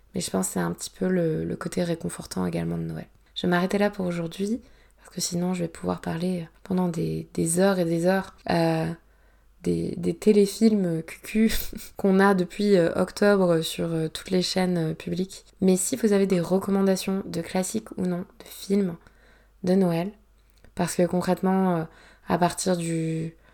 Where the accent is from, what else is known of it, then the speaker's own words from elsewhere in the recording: Provence-Alpes-Côte d'Azur, France; j'ai grandi en Provence